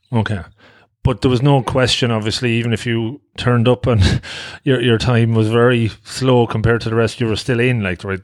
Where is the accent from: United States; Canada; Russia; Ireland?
Ireland; Longford, Leinster; born or raised there